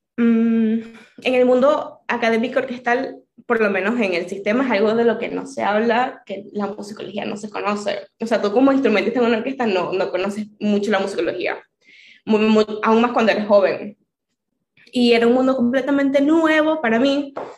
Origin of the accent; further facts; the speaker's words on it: Venezuela; moved away as an adult; now in Argentina; la situación en, en Venezuela en el 2018 era fuerte. Y mm, yo me quería ir